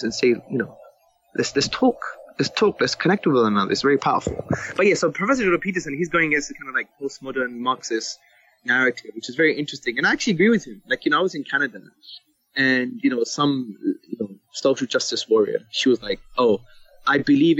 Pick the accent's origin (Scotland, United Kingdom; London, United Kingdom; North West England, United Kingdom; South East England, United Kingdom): London, United Kingdom; I was brought up in Hackney in the 1980s